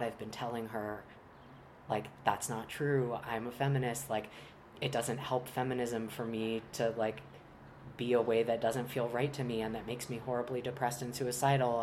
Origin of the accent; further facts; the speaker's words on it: Charlottesville, Virginia, United States; also born or lived in Long Island, New York; I was born on Long Island, but my family moved to Virginia when I was I just turned 5, and so I really identify as being from Virginia